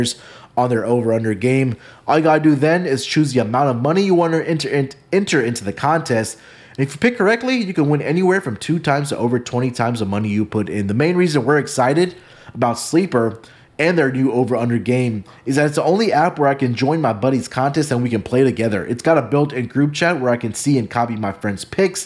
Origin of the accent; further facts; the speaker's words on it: Houston, Texas, United States; I'm going to take my hometown team. I'm going to take the Houston Astros